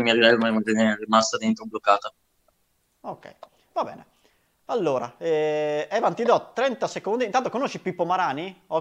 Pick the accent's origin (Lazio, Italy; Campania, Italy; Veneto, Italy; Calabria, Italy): Veneto, Italy; Grezzana; E sono di Grezzana.